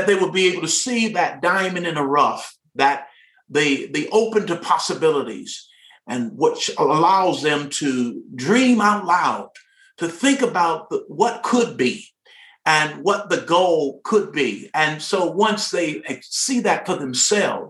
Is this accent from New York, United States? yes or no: no; Detroit, Michigan, United States; I'm a product of Detroit, Michigan, of the city of Detroit, and attended school there at a great high school, Cass Technical High